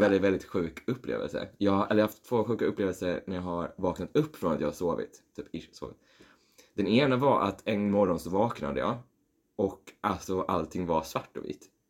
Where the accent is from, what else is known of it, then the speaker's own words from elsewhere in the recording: Skåne, Sweden; jag är från Skåne